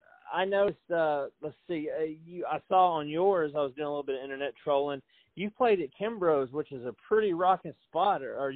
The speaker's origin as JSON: {"language": "English", "town": "Franklin", "region": "Tennessee", "country": "United States", "tie": "born or raised there", "said": "I was born and raised in Franklin back when the only thing you had to do was hang out on the square."}